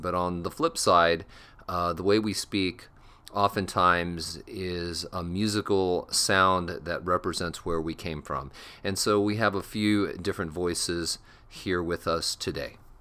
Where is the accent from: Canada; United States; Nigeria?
Canada; Collingwood, Ontario; I was born just outside Toronto, Ontario, Canada, in Collingwood, Ontario